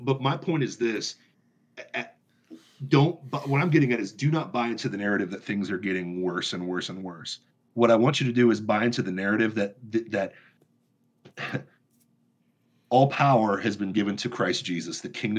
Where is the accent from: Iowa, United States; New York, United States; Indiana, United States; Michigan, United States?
Michigan, United States; And I know that because I'm from Michigan.